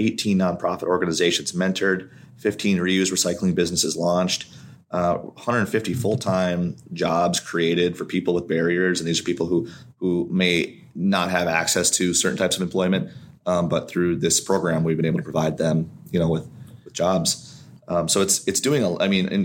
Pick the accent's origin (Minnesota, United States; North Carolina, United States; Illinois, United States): Minnesota, United States; Duluth; now in Lane County, United States; I'm from Duluth, Minnesota, originally